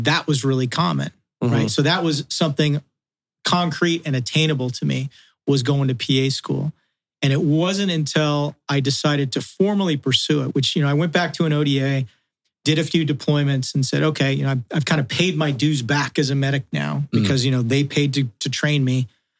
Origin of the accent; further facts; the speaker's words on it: Wales, United Kingdom; With corresponding leg length and, you know, body, you know, I'm a Welshman. We're built the way we're built, right?